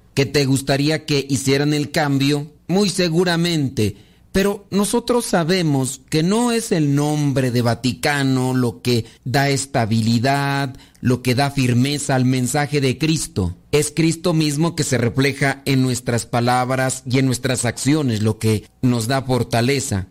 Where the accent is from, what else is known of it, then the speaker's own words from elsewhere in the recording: Los Órganos, Guanajuato, Mexico; Mi rancho se llama Los Órganos, Guanajuato